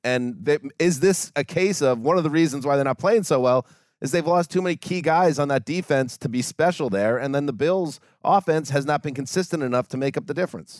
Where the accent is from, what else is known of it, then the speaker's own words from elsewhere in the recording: New York, United States; I am a native New Yorker. Further south is where I grew up, but Western New York